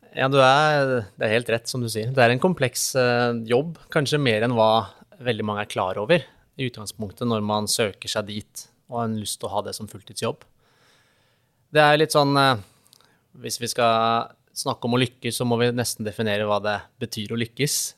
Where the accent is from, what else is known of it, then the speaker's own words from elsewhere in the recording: Vinterbro, Akershus, Norway; vi har akkurat flytta da til eh, hjemstedet mitt, som er eh, Vinterbro ved Tusenfryd